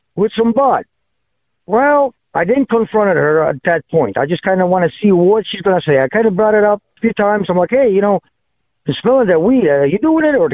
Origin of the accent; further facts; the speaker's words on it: Poland; moved away; I'm just originally Pollock, born and raised in Poland